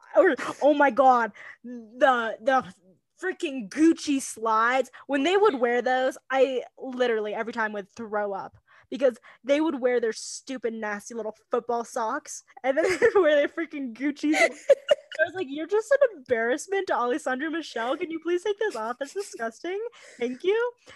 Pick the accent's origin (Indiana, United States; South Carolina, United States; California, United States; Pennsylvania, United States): California, United States; moved away as an adult; now in Wyoming, United States; I'm from California. I'm allowed to be a little snobby California person